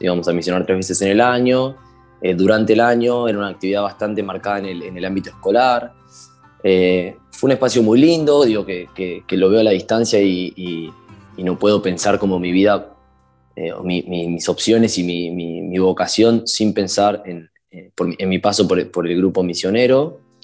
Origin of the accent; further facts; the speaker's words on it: Castelar, Buenos Aires Province, Argentina; tengo 24 años, soy de Castelar